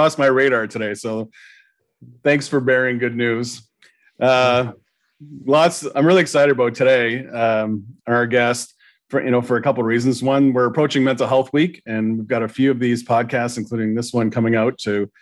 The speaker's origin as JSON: {"language": "English", "town": "Sudbury", "region": "Ontario", "country": "Canada", "tie": "born or raised there", "said": "I grew up in Sudbury."}